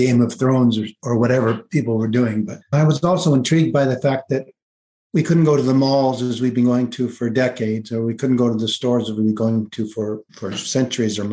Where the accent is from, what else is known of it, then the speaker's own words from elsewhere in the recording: Kleinburg, Ontario, Canada; town I grew up in Kleinburg, Ontario, which is just north of Toronto.